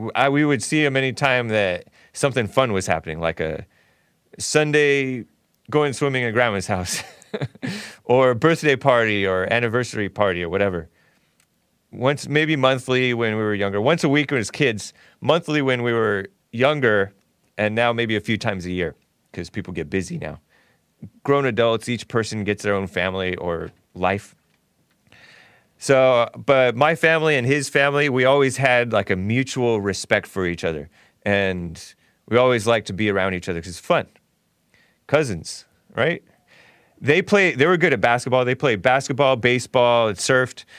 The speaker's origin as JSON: {"language": "English", "town": "Temple City", "region": "California", "country": "United States", "tie": "born or raised there", "also_born_or_lived": "El Monte", "said": "I grew up in Temple City"}